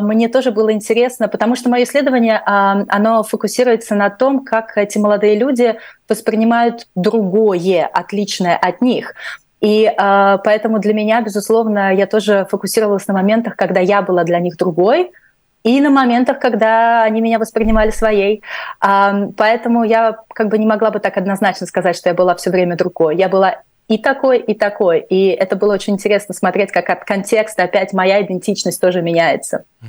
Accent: Latvia; first language Russian; moved away as an adult; Я русскоязычная из Латвии

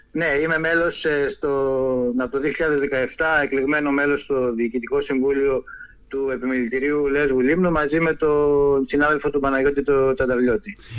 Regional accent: Lemnos, North Aegean, Greece; τον τόπο μου, το χωριό μου, το νησί μου

